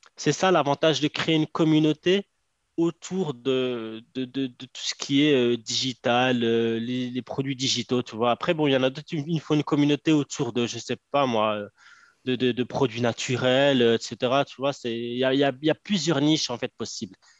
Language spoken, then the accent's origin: French; Morocco; je suis marocain